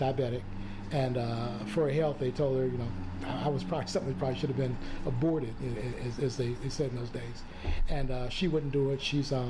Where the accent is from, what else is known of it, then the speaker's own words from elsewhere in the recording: St. Louis, Missouri, United States; moved away as an adult; also born or lived in Columbia, Missouri / Florida; now in Aurora, United States; I grew up in the St. Louis area and went to school in Columbia, Missouri.